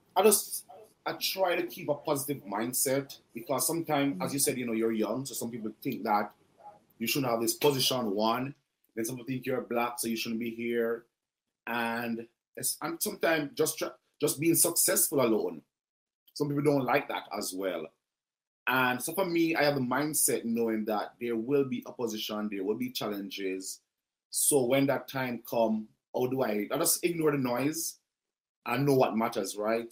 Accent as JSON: {"language": "English", "country": "Jamaica", "moved": "as an adult", "lives_now": "Canada", "said": "as a Jamaican chef"}